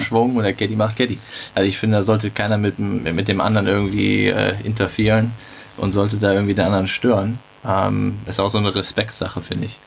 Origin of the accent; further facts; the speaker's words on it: Germany; bei uns in Deutschland